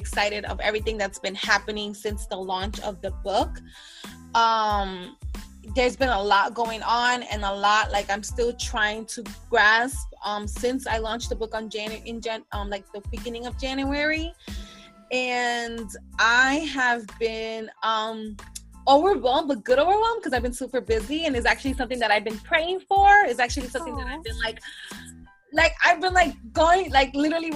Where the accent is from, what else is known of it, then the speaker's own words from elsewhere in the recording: New York City, New York, United States; I am from the Bronx, New York